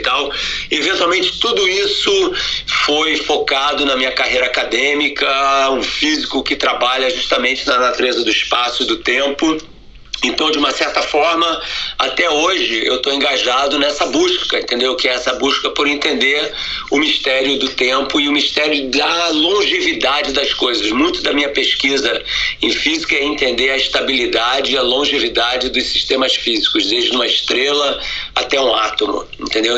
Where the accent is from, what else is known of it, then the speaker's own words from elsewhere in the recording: Rio de Janeiro, Brazil; now in United States; eu nasci no Rio de Janeiro, né, numa família judia